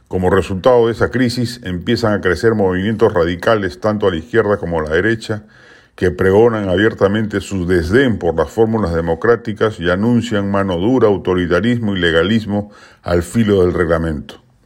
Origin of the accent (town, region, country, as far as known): Peru